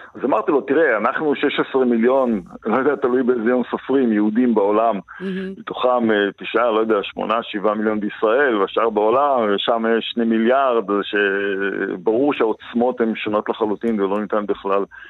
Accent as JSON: {"language": "Hebrew", "area": "Kibbutz Gvulot, western Negev", "region": "Southern District", "country": "Israel", "tie": "born or raised there", "moved": "yes", "said": "אני נולדתי במרחבים האלה וגדלתי בתוכם"}